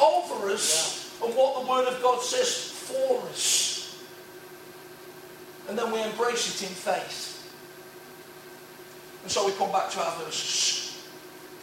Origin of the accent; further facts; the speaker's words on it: Nottingham, East Midlands, United Kingdom; ordinary working class sprawling housing estate on the edge of Nottingham, wrong side, not West Bridgeford